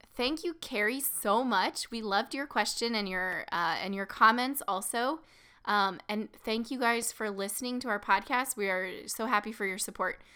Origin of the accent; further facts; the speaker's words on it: small town Missouri, United States; right in my hometown, um, basically small town Missouri